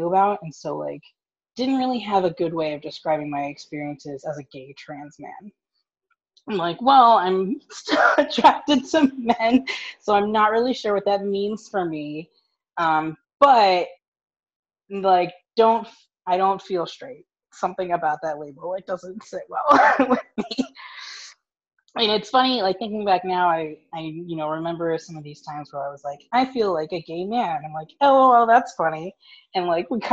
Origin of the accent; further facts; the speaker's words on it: West Chester, Pennsylvania, United States; I am from Westchester, Pennsylvania, which is about 30, 45 minutes outside of Philly